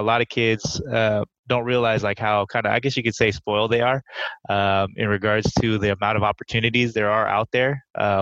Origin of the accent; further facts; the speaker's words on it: Sunnyvale, California, United States; I was born and raised in Sunnyvale, California, in the Bay Area